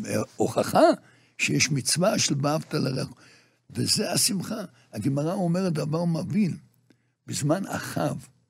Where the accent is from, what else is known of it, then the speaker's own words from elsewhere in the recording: Jerusalem, Jerusalem District, Israel; moved away as an adult; now in Migdal HaEmek, Israel; אנחנו גדלנו מירושלים. דור חמישי ירושלמי